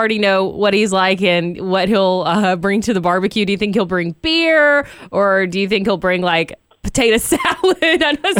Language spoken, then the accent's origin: English; Georgia, United States; now in Sonoma County, United States; I'm from Georgia